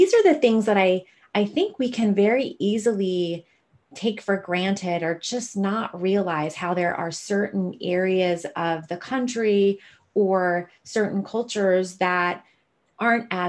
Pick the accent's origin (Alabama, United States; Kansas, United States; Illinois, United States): Illinois, United States; rural Southern; now in Seattle, United States; I was born in rural Southern Illinois